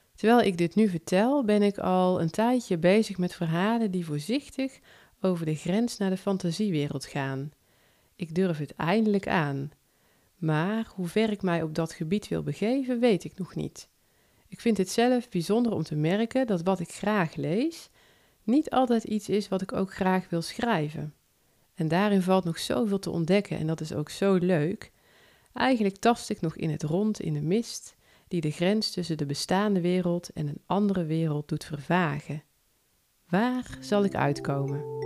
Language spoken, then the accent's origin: Dutch; North Brabant, Netherlands; accent: soft G; Ik woon in Noord-Brabant ik denk dat je dat al wel hebt kunnen horen aan mijn zachte G